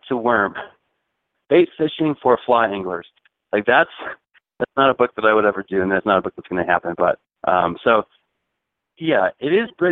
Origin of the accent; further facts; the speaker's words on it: Chicago, Illinois, United States; I grew up in Chicago